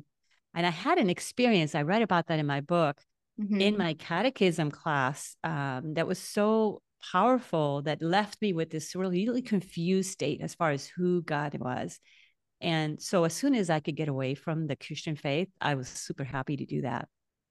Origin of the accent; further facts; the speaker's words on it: Naranjito, Puerto Rico; Yeah, so I grew up in Naranjito, Puerto Rico.